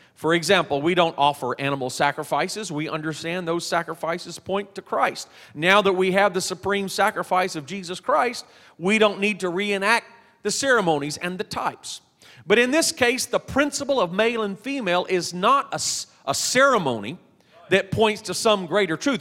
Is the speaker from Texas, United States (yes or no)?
yes; Texas, United States; I'm from Texas